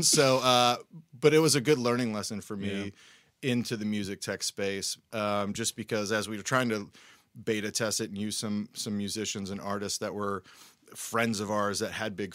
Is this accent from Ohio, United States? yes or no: yes; Cincinnati, Ohio, United States; moved away as an adult; now in Nashville, United States; I'm from Cincinnati originally